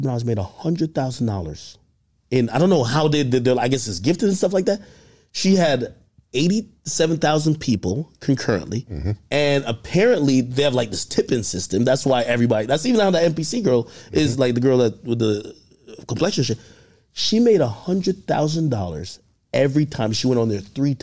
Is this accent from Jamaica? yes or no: yes; Jamaica; I'm from Jamaica